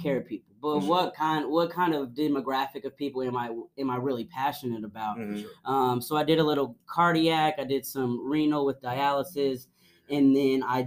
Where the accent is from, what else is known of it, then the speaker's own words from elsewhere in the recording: Franklin, Tennessee, United States; also born or lived in Nashville, Tennessee; I grew up here. I grew up in Franklin, Tennessee